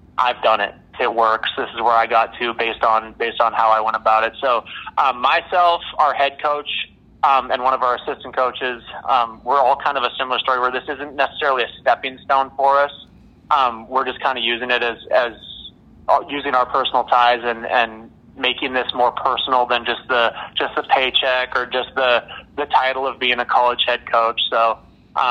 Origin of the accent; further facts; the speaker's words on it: Red Deer, Alberta, Canada; moved away; get guys from my hometown and keep that connection